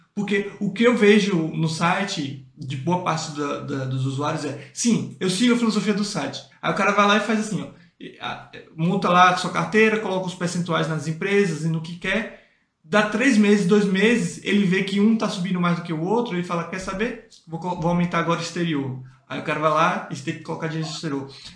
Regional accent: Northeast Region, Brazil; eu sou do Nordeste

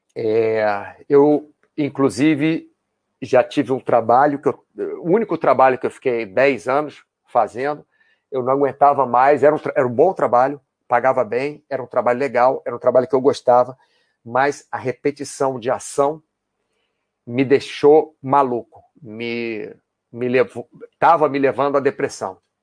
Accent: Brazil; also born or lived in United States; now in Spain; não moro no Brasil, eu sou brasileiro, já morei nos Estados Unidos, moro hoje na Espanha

